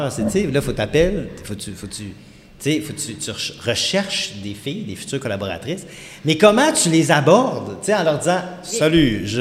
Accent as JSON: {"language": "French", "region": "Quebec", "country": "Canada", "said": "Puis ma copine du temps, puis on vient du Saguenay, là, tu sais"}